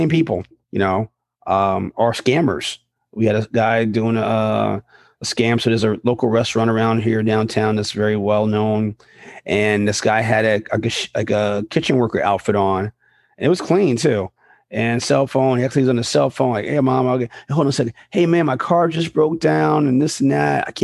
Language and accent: English; New York, United States; when I was a kid and growing up in New York